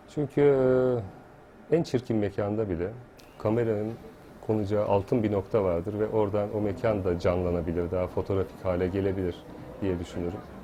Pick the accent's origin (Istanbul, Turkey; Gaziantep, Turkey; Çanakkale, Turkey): Çanakkale, Turkey; Yenice; moved away; Ben 2 yaşındayken, ablam da 6 yaşındaydı. Yenice'ye taşındık.